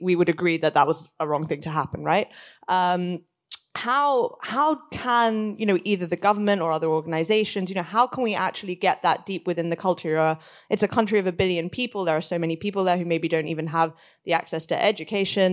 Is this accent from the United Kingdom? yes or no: no; India; moved away; India is a country close to my heart. I'm from there originally